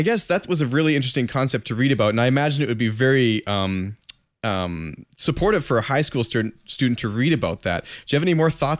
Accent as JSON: {"language": "English", "country": "Canada", "said": "I'm a Canadian"}